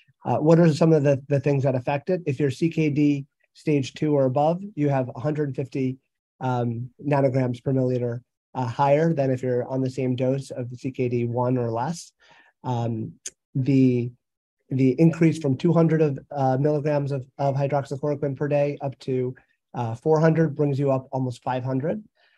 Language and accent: English; New Jersey, United States; from New Jersey.